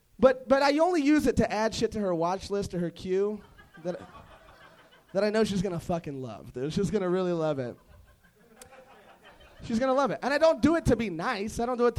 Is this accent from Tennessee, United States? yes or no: no; Covina, California, United States